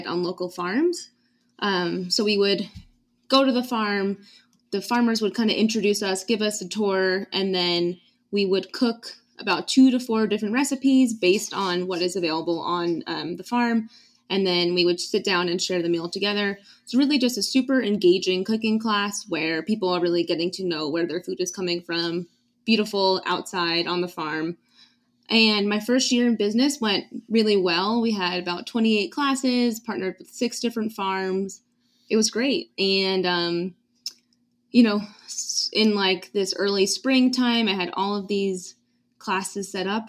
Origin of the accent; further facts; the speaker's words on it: East Coast, United States; now in New Mexico, United States; I'm from the East Coast